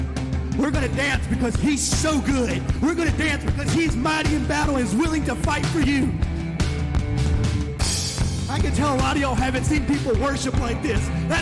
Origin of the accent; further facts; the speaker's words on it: Mexico; moved away; growing up in Mexico and leaving, you know, they want to know, why is this white person in this place?